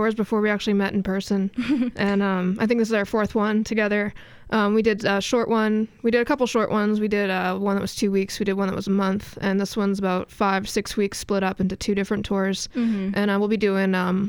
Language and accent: English; Boston, Massachusetts, United States; I grew up in Boston. I still live there.